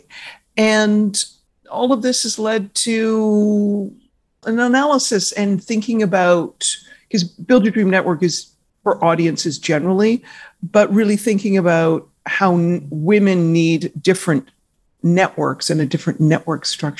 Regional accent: Victoria, British Columbia, Canada; moved away as an adult; also born or lived in Vancouver / Toronto; I grew up in Victoria, British Columbia, Canada

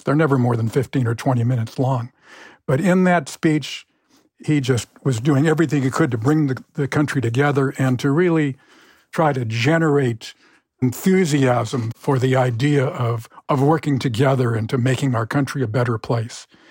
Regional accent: Los Angeles, California, United States; my hometown of Los Angeles

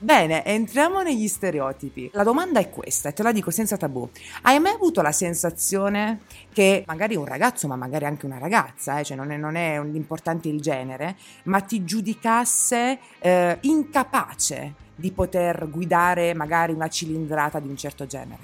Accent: Apulia, Italy; io sono pugliese

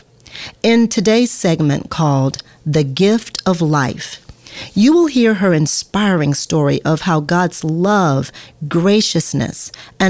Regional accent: Louisiana, United States; moved away; also born or lived in Texas; I'm from Louisiana

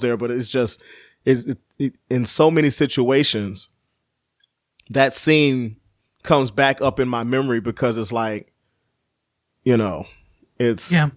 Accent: Chicago, Illinois, United States; I was from Chicago

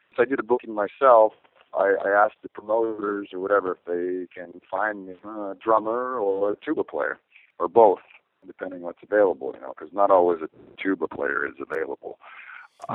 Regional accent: near Stonehenge, South West England, United Kingdom; I was born near Stonehenge in, in, in England

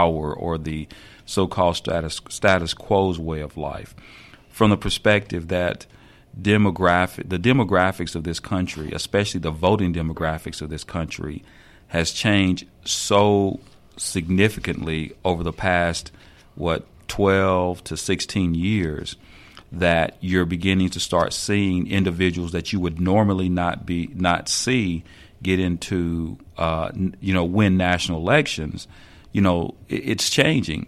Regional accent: the South, United States; moved away as an adult; I was born and raised in the South

